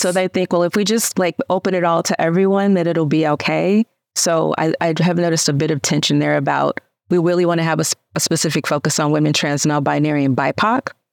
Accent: Memphis, Tennessee, United States; where I come from, I immediately wanted to say South Memphis, loud and proud

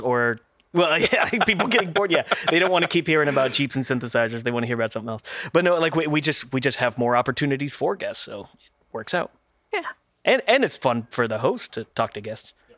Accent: Texas, United States; also born or lived in Oklahoma; I'm also a native Texan uh, for the majority of my life, not originally, but the majority

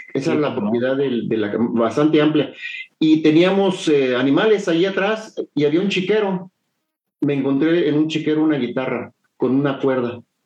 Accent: San Juan del Río, Querétaro, Mexico; moved away as an adult; also born or lived in Mexico City (Coyoacán) / Acapulco, Guerrero / Chilpancingo, Guerrero; mi primera infancia y después em, mi familia se mudó a, a, San Juan del Río

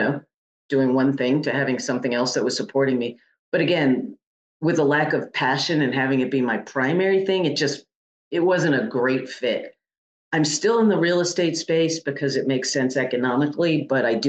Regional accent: Connecticut, United States; moved away; I'm from the Northeast, from Connecticut

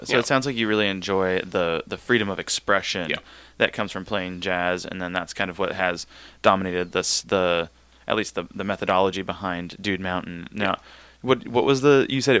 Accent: the South, United States; moved away as an adult; also born or lived in Oklahoma; now in Ketchikan, United States; being from down south.

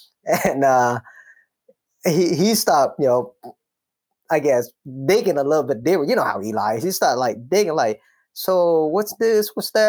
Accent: Minnesota, United States; English is a second language; So growing up in Minnesota, I remember when I first got there, I didn't really speak English, right?

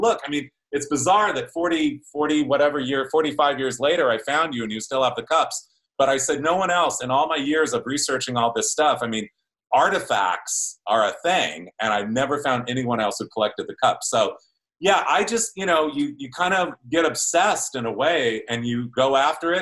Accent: Ontario, California, United States; I grew up in Ontario, California

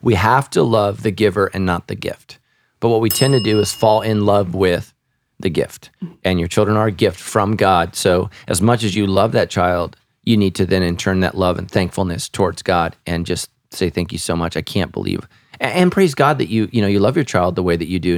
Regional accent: Sacramento, California, United States; we grew up right near the Sacramento River and the American River

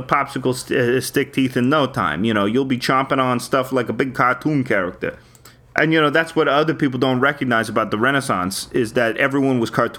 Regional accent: Long Island, New York, United States; we're from Long Island, but we spent our summers in Boston.

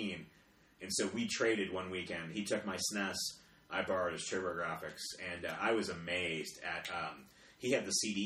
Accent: United States; I'm an American

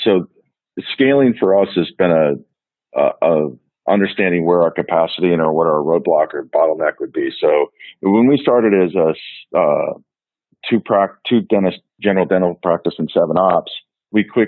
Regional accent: West Des Moines, Iowa, United States; also born or lived in Waterloo, Iowa / Omaha, Nebraska; I grew up in West Des Moines, went to Valley High School

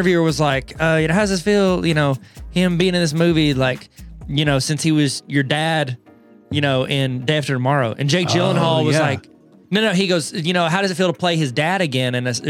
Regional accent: England, United Kingdom; I'm English. I say English words wrong.

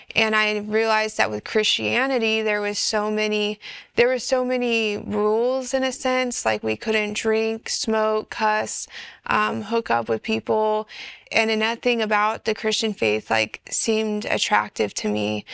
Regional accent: California, United States; I was born and raised in California

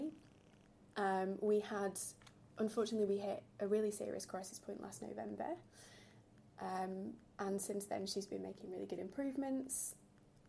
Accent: Yorkshire and the Humber, United Kingdom; accent: northern twang; moved away as an adult; now in London, United Kingdom; I'm originally from South Yorkshire.

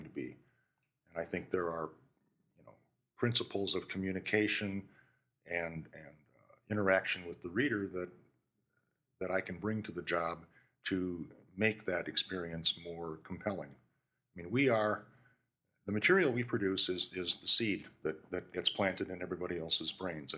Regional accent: Williams Bay, Wisconsin, United States; moved away as an adult; I grew up in Williams Bay

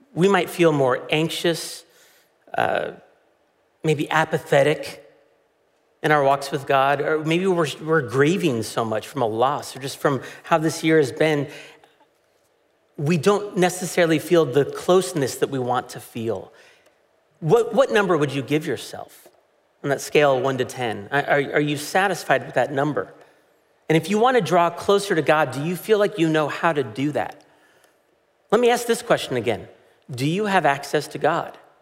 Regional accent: United States; as an American

